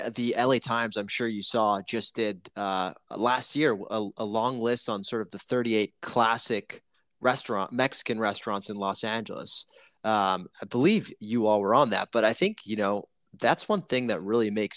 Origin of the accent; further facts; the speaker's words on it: Italy; moved away; I'm from Italy